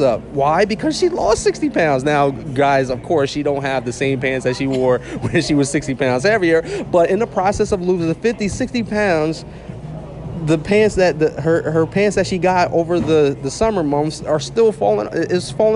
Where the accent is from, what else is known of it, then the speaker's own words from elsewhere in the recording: New Jersey, United States; I'm from New Jersey.